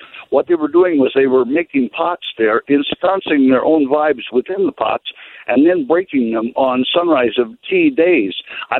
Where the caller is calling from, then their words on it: Arizona, United States; I'm calling from Route 66 in Arizona.